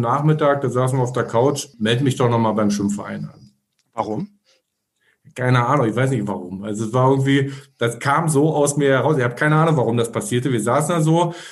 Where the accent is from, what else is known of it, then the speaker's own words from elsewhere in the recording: Berlin, Germany; wir kommen aus Ostberlin, äh, sind ja in, also ich bin in Ostberlin 1977, boah, schon lange her, aber ist, ist so immer so ähm, geboren und ja, da, da, da kommst du, da wächst du natürlich so ein bisschen so rein.